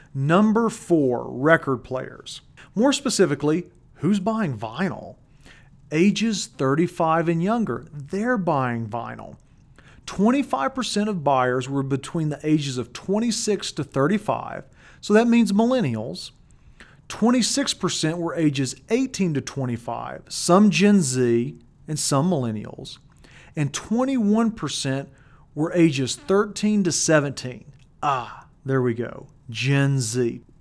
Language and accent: English; Colorado, United States; In my home state of Colorado